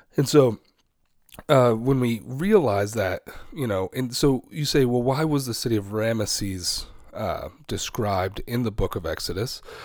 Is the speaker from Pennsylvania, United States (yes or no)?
yes; Pittsburgh, Pennsylvania, United States; now in Rockford, United States; Pittsburgh used to be a couple of different cities that came together. That's where I'm originally born